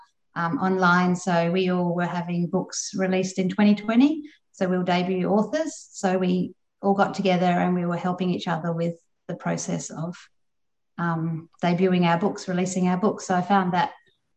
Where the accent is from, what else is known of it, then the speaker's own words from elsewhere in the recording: Perth, Western Australia, Australia; I'm from Perth, so the WA writing community is quite a strong community over here.